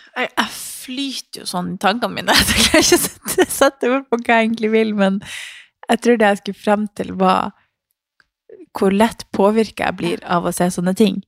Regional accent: Harstad, Troms, Norway; hjemme i Harstad

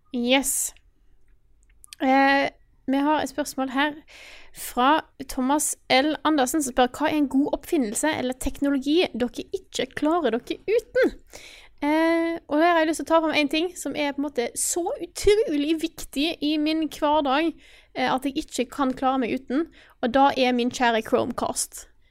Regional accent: Stord, Vestland, Norway; moved away; jeg har hatt hjemme på Stord i lang tid

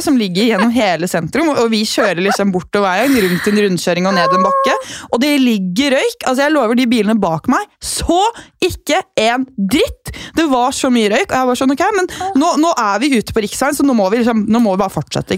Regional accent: Gol, Buskerud, Norway; moved away; hjemme på Gol

